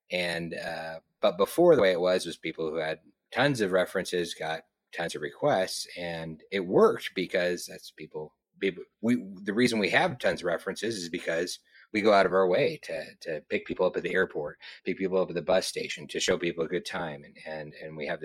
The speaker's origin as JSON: {"language": "English", "town": "Moscow", "region": "Idaho", "country": "United States", "tie": "born there", "also_born_or_lived": "Missouri / Florida / Texas / California", "lives_now": "Montana, United States", "said": "I was born in Moscow, Idaho. I moved to Missouri, Florida, Texas, California, back to Missouri, Montana, Oregon, back to Montana."}